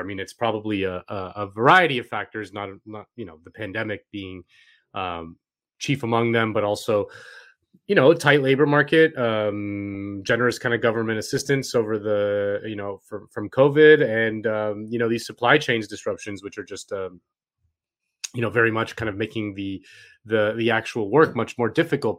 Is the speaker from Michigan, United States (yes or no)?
no; Florida, United States; I'm from Florida